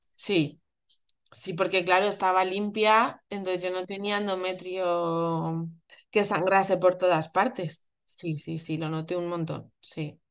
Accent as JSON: {"language": "Spanish", "town": "Madrid", "region": "Community of Madrid", "country": "Spain", "said": "soy de Madrid"}